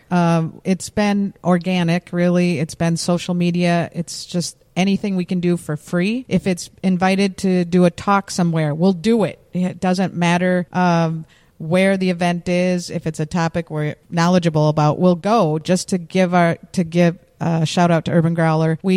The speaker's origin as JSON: {"language": "English", "town": "Minneapolis", "region": "Minnesota", "country": "United States", "said": "I'm from Lake Street, Minneapolis."}